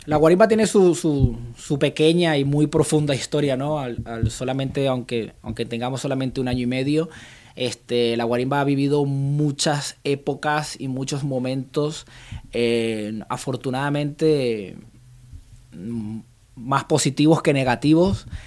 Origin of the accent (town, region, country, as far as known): Venezuela; now in Reus, Spain